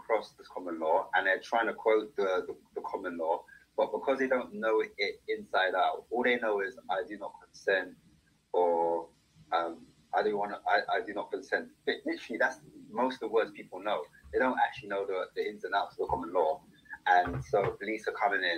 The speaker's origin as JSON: {"language": "English", "region": "London", "country": "United Kingdom", "said": "I'm from the UK. I'm from London."}